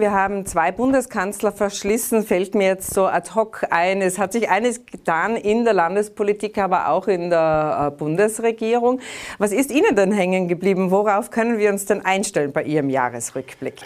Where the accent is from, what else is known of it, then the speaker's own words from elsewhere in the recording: Tyrol, Austria; Bei uns in Tirol